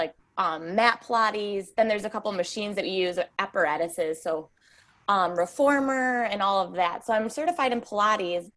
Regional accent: New York, United States; I'm from New York. So I'm from the United States

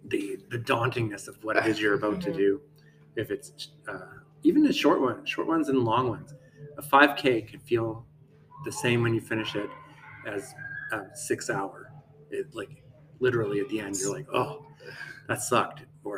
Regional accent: Calgary, Alberta, Canada; Yeah. I swore off of country when I moved from Alberta.

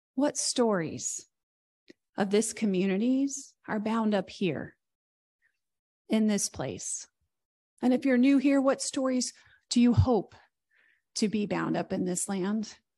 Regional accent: near Columbus, Indiana, United States; As someone who's not from Columbus, Indiana, I'm from close by, but I'm not from Columbus

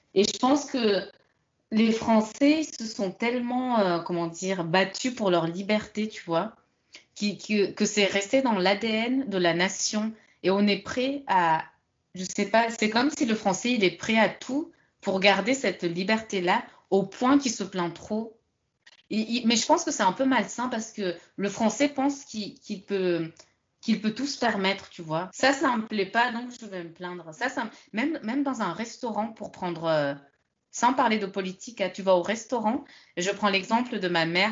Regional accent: France; also born or lived in London; je suis française

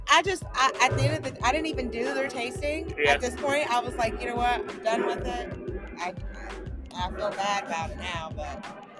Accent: West Virginia, United States; I'm from West Virginia

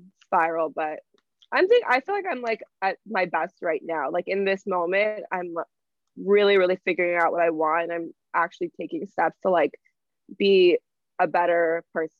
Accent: Toronto, Ontario, Canada; also born or lived in Bradford, Ontario; growing up in Toronto

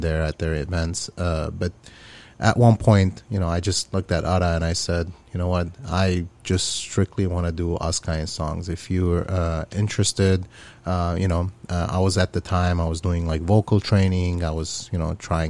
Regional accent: Aleppo, Aleppo Governorate, Syria; moved away; I grew up in Syria, in Aleppo, Syria.

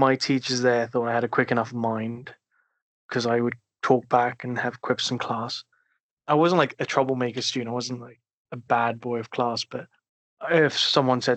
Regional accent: South Africa; moved away; also born or lived in United Kingdom; I grew up in South Africa. Well, I did majority of my primary schooling in Southern Africa

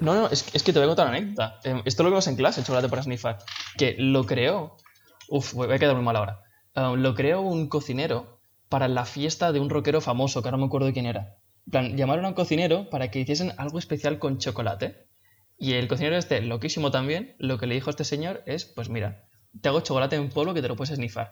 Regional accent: Spain; also born or lived in Mallorca; como somos españoles

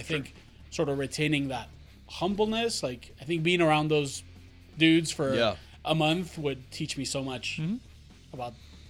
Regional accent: Argentina; I'm from Argentina and we have an incredible metal scene there, but the bands sort of never really make it out there

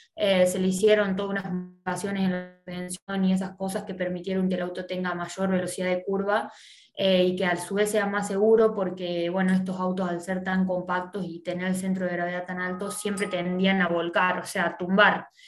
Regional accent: Del Campillo, Córdoba, Argentina; moved away as an adult; el pueblo del que yo soy, del Campillo

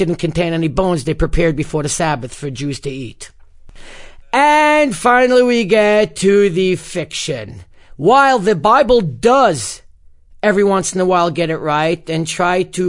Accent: New York City, New York, United States; the community I grew up in Bar Puck was one of the last remaining communities to adopt an Erev

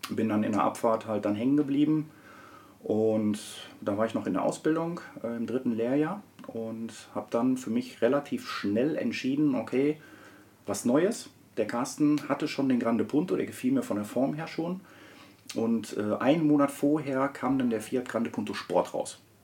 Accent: Herne, North Rhine-Westphalia, Germany; komme aus Wanne-Eickel, bin dort auch geboren, bin aufgewachsen ganz normal.

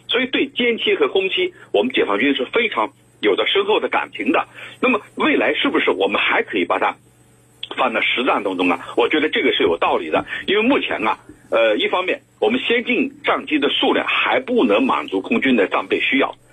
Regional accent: China; 咱们中国

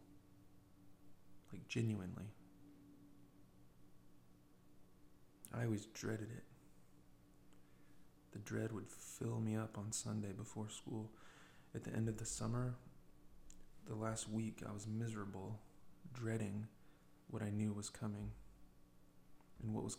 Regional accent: United States; an American with 40 years of skin in the game, living the American fantasy

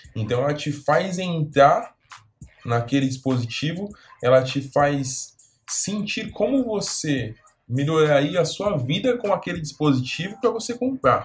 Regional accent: São Paulo, Brazil; Eu nasci e fui criado aqui em São Paulo

